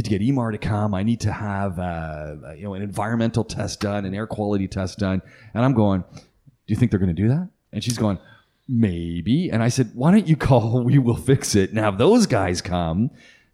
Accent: Canada; moved away; I'm Canadian

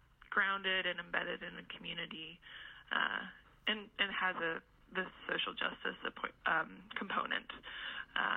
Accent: Indiana, United States; moved away as an adult; also born or lived in Michigan / Vermont; now in West Virginia, United States; I grew up in Indiana

